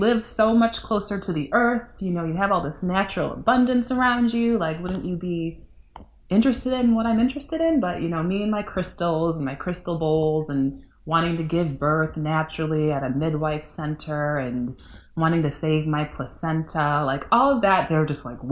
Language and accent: English; Northwest suburbs of Chicago, Illinois, United States; also born or lived in Upper Peninsula of Michigan / Trinidad and Tobago; now in Chicago, United States; I grew up in the Northwest suburbs and kind of a foreigner in the city of Chicago.